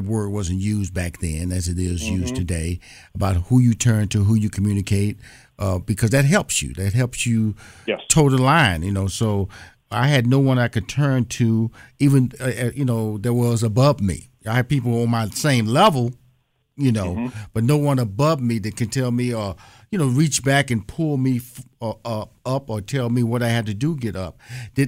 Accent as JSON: {"language": "English", "town": "Houston", "region": "Texas", "country": "United States", "tie": "born or raised there", "said": "But I'm born and raised in Houston, Texas, so I'm a Southern boy."}